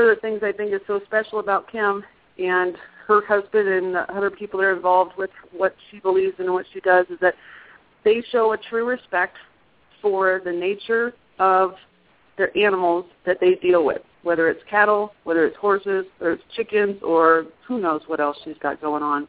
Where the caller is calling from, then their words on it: Prescott Valley, Arizona, United States; I'm calling from Holistic Veterinary Care and Acupuncture Center in Prescott Valley, Arizona